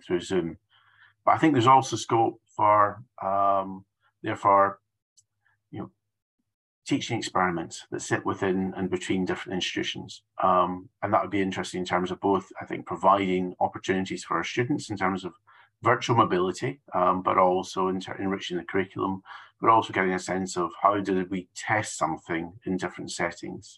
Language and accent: English; United Kingdom; I'm from the United Kingdom